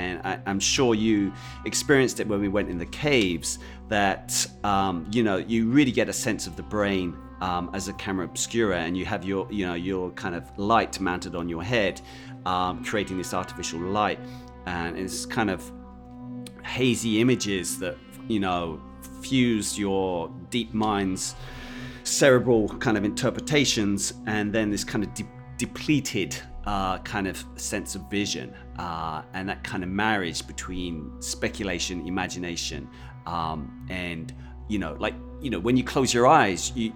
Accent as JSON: {"language": "English", "region": "London", "country": "United Kingdom", "said": "I'm from London"}